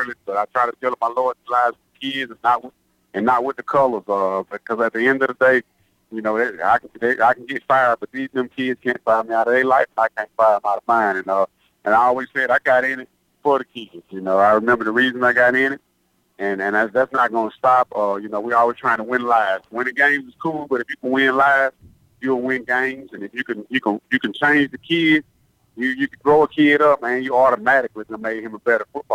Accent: Hattiesburg, Mississippi, United States; my hometown.

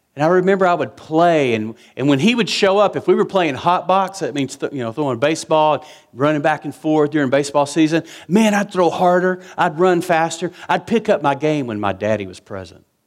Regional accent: West Texas, United States; I was raised in West Texas

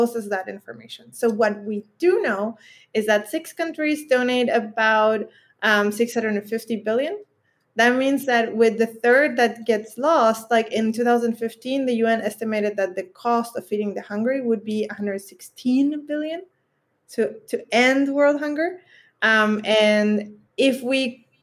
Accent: Chile; in Chile, my home country

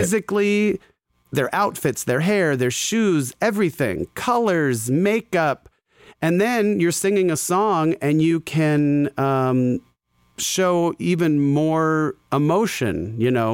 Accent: Scottsdale, Arizona, United States; I grew up in Scottsdale, Arizona

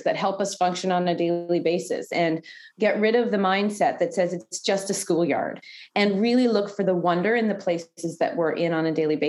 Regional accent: Canada; being a Canadian

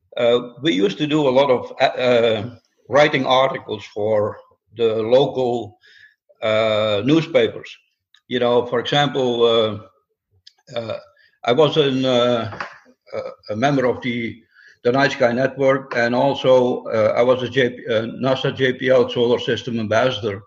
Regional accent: Netherlands; moved away as an adult; also born or lived in upstate New York; now in Atlanta, United States; I came to this country about 50 years ago, and uh, I come from the Netherlands

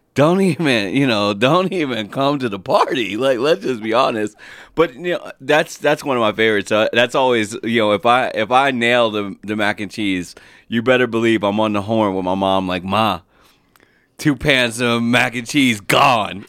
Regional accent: New Jersey, United States; moved away; while we grew up in Jersey, we stem from down south in North Carolina

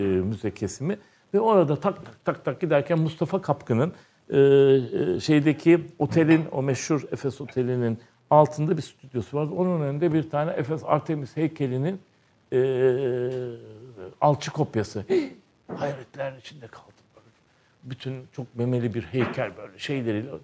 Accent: Istanbul, Turkey; also born or lived in Izmir; tarihsel yarımada doğduğum yer. E, avrat taşı dedikleri Arkadius sütununun hemen iki sokak ilerisinde Haseki'nin tam başlangıcında iki katlı bir ahşap evde dünyaya geliyorum.

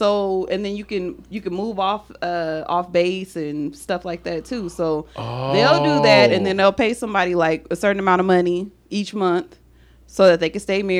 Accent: San Diego, California, United States; now in Las Vegas, United States; I am from San Diego.

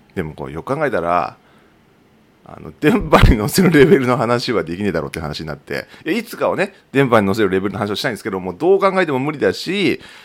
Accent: Tokachi, Hokkaido, Japan; 地元の十勝

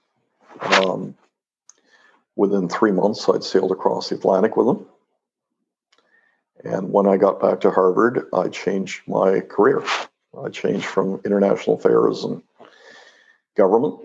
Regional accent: Mexico; moved away; I grew up in Mexico

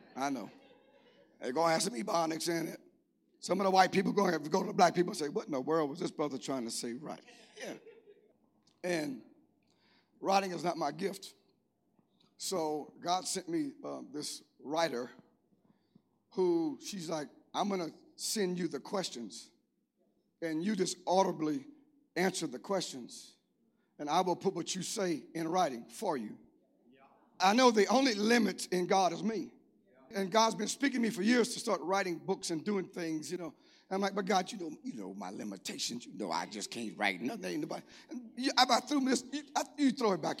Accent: Cajun, Louisiana, United States; I'm Cajun

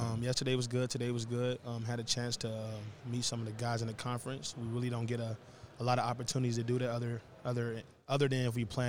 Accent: Charleston, West Virginia, United States; moved away; back in my hometown, Charleston, West Virginia.

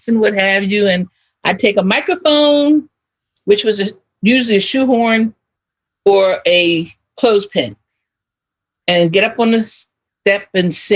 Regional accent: Philadelphia, Pennsylvania, United States; I was born and raised right in West Philadelphia, born and raised, just like Fresh Prince

